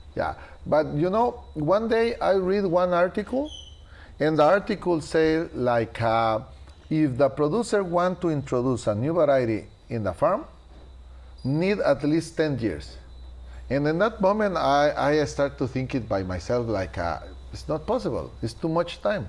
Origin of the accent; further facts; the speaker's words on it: Guatemala; English is a second language; moved away as an adult; also born or lived in Marcala, Honduras; now in Honduras; I am original from Guatemala, but in 1992